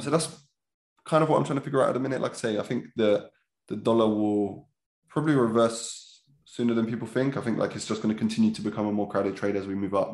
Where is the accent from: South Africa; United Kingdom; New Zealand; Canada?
United Kingdom; London; also born or lived in Lewisham; I grew up in Catford, pretty normal childhood